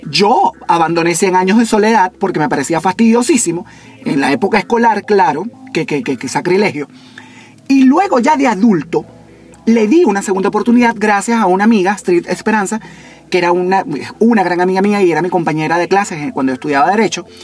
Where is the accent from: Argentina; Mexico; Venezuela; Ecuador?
Venezuela; eastern Venezuela; No oriental de mi tierra de oriente de, de Venezuela, no, oriental.